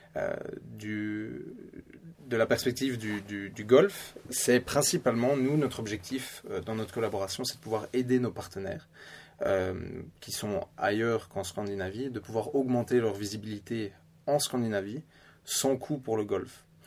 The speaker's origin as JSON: {"language": "French", "country": "Belgium", "tie": "born or raised there", "accent": "Belgian", "moved": "as an adult", "lives_now": "Stockholm, Sweden", "said": "j'ai grandi bien sûr en, Belgique avec de la famille suédoise"}